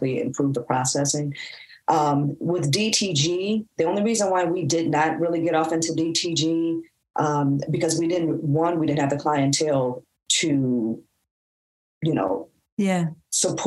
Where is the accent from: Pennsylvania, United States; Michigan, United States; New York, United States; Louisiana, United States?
Michigan, United States; Detroit; we're Detroit natives